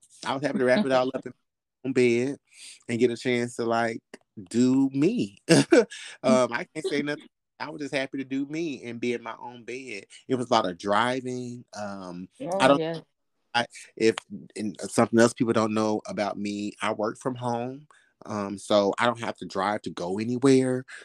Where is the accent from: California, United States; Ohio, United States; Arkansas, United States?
Arkansas, United States; moved away; I'm from Arkansas, country boy at heart, where we had chicken and goats in our backyard.